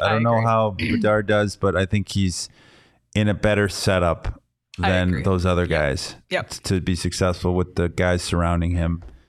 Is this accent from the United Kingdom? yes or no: no; Canada; Oh yeah, from Quebec only. That's blasphemy.